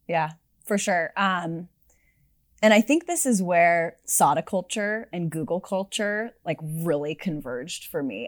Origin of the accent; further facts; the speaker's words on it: Sunnyvale, California, United States; I grew up in Silicon Valley, as you mentioned, actually in Sunnyvale